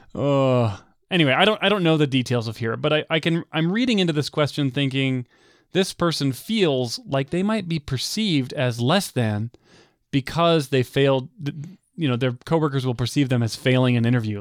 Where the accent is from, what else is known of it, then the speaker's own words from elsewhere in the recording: United States; growing up in the United States